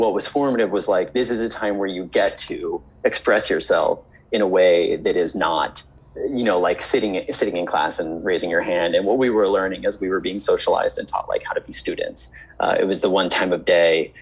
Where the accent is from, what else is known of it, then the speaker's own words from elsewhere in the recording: Arlington, Virginia, United States; moved away as an adult; also born or lived in Los Angeles / Charlottesville, Virginia; now in New York City, United States; when I was growing up in Arlington on Lee Highway, there was a Blockbuster Video